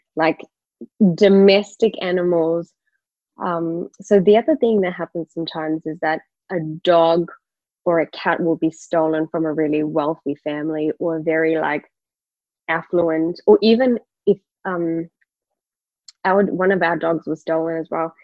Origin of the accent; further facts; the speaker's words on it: KwaZulu-Natal, South Africa; I was born in KwaZulu-Natal